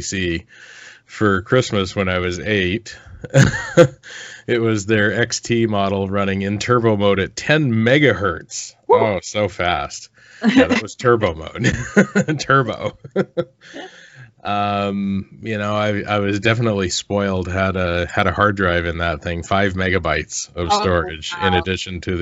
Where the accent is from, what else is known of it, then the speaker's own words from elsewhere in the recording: Olympic Peninsula, Washington, United States; I grew up in the Seattle area, kind of the suburbs, or more the rural, the what's called the Olympic Peninsula of Washington State